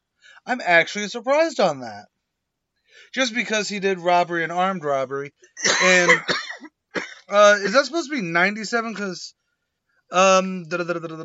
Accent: United States; I'm an American

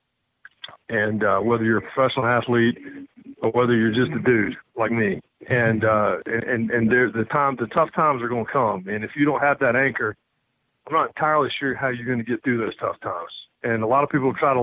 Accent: Rockingham, North Carolina, United States; accent: Southern; moved away; I was born in Rockingham, North Carolina.

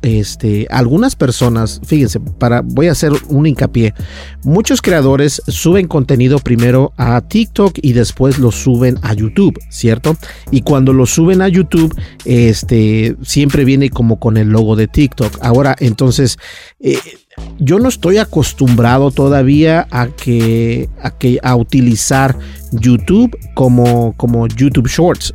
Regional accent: Minnesota, United States; yo personalmente que soy de Minnesota

